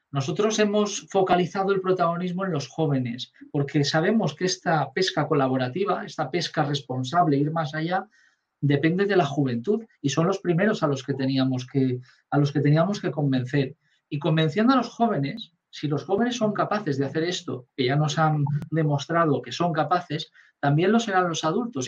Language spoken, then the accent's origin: Spanish; Valencian Community, Spain; now in Catalonia, Spain; no soy catalán, mi hijo sí, mis hijos son catalanes y mi mujer también, yo soy valenciano